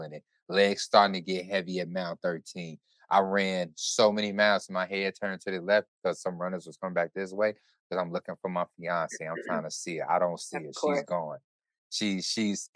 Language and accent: English; Chicago, Illinois, United States; I am Chicago. I'm from Chicago